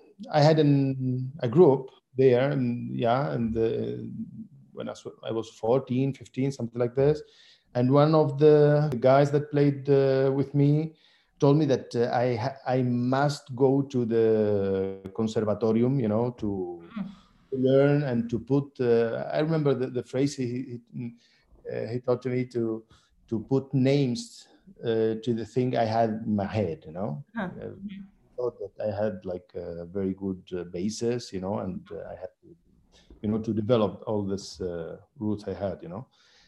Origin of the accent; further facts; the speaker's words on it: Seville, Andalusia, Spain; born there; English is a second language; also born or lived in Syria; So I was born here in Spain, in Seville. Mm-hmm. And after I spent like 10 years in Syria. I lived there for 10 years with my grandmother.